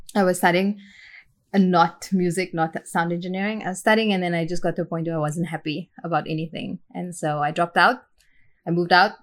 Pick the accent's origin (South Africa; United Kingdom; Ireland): South Africa; Port Elizabeth, Eastern Cape; moved away as an adult; also born or lived in Tainan, Taiwan / Florida, United States / Chicago, United States; now in Malaysia; So I grew up in Port Elizabeth, which is the tip of Africa.